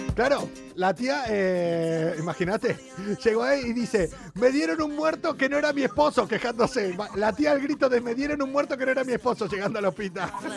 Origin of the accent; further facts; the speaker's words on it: Mendoza, Argentina; moved away; yo soy de allá de casi al lado, de allá de Mendoza